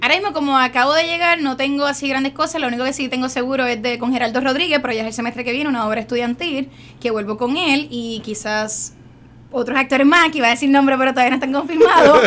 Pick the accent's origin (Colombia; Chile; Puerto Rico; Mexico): Puerto Rico; San Juan; moved away as an adult; now in United States; es una joven de residencia Luis Lloren Torres, esa soy yo. Eh, me nací, me crié ahí toda mi vida, hasta hace dos años que me fui a los Estados Unidos